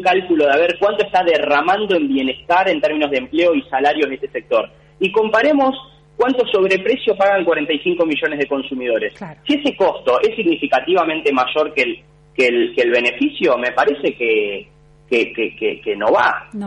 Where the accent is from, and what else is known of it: Argentina